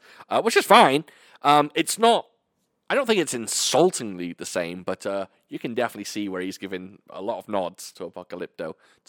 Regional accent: United Kingdom; No, because I'm British and he's...

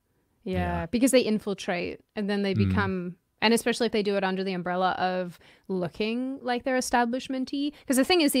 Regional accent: Australia; moved away; I'm forgetting things. It's really depressing. Come back to me, Australia.

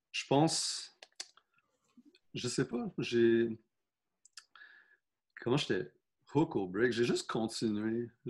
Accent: South Shore, Quebec, Canada; parce que moi, je viens de la Rive-Sud.

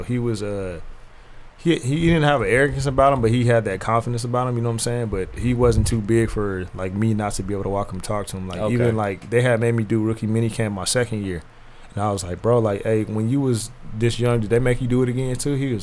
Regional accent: California, United States; being a kid from Cali

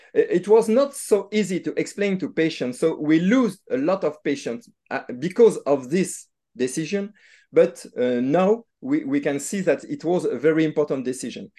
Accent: Nantes, Pays de la Loire, France; I'm not from Lyon, but from Nantes, but it's, uh, same, uh, country, it's France

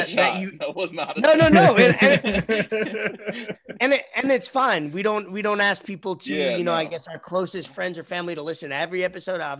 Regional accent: United States; We grew up in New York, New Jersey

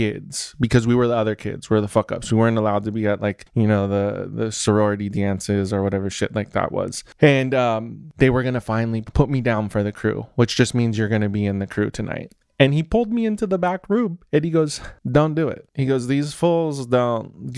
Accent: Los Angeles, California, United States; I'm from the San Fernando Valley

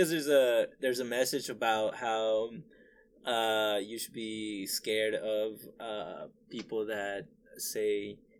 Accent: Phoenix, Arizona, United States; I grew up on the West Side.

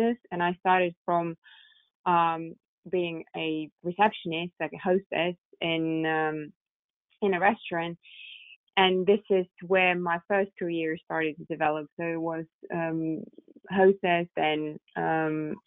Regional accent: Moscow, Russia; now in London, United Kingdom; I was born and raised in Moscow

